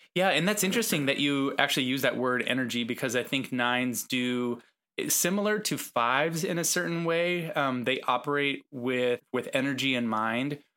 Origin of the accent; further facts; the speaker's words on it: West Coast, United States; moved away; I'm from the West Coast